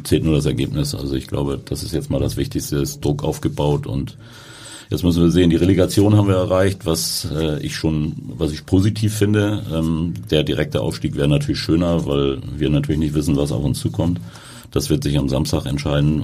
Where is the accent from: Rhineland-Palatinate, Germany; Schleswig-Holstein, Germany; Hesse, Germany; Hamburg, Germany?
Hamburg, Germany; bin in Harburg groß geworden